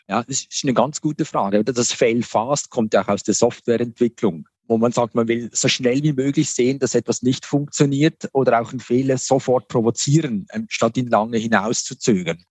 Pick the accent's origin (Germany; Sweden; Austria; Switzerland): Switzerland; Ich bin hier in der Region Basel aufgewachsen